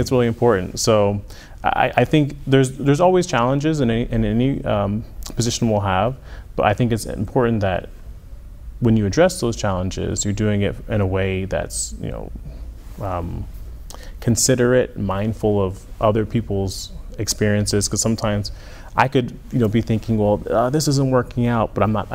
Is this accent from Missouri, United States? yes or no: no; Lehigh Acres, Florida, United States; also born or lived in Newark, New Jersey; I was born in Newark, New Jersey, and we moved to Florida shortly after that, in Southwest Florida. So I spent most of my time in Lehigh Acres, Florida, and went to elementary school there, and then as well as middle school